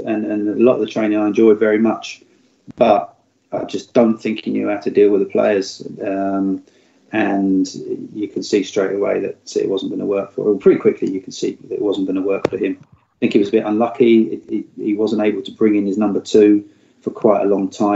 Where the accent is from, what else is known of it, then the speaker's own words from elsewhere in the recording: Guildford, South East England, United Kingdom; Guildford's my hometown